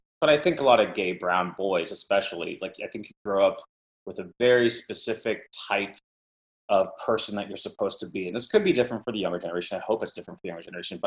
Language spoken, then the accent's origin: English; Mesa, Arizona, United States; moved away; also born or lived in Los Angeles / New York; I grew up in Mesa, Arizona